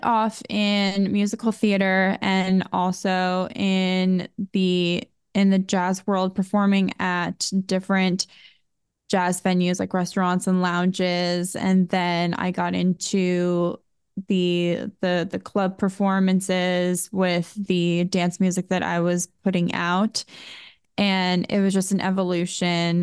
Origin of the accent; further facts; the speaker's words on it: Boca Raton, Florida, United States; I was born in Boca Raton, Florida, and it was a wonderful city and community to grow up in.